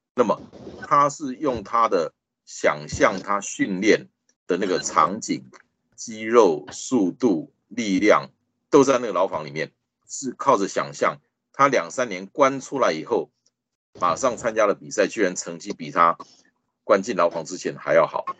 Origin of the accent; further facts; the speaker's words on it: Taiwan; I'm proudly from Taiwan。我很骄傲的，我是来自台湾的